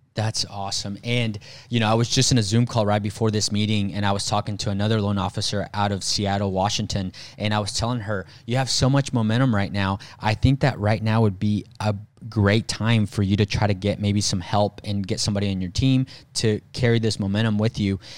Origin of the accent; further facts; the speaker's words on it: Mexico; moved away; me growing up in Mexico